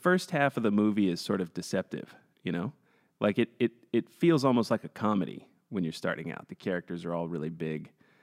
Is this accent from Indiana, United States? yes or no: no; Texas, United States; now in Los Angeles, United States; I grew up in Texas